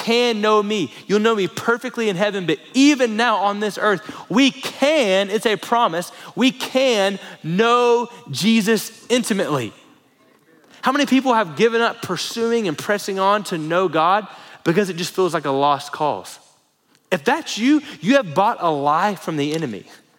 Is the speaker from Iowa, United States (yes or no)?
no; Florida, United States; now in Lubbock, United States; Growing up in Florida